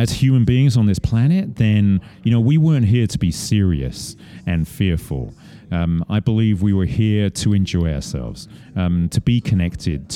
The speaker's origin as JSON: {"language": "English", "town": "Estes Park", "region": "Colorado", "country": "United States", "tie": "born or raised there", "said": "Estes Park, which is my hometown"}